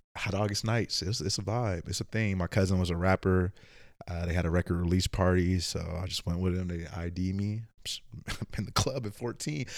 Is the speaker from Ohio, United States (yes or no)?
no; Oakland, California, United States; moved away as an adult; also born or lived in Vallejo / Antioch / Richmond / Emeryville; I am from the Bay Area, Oakland in the house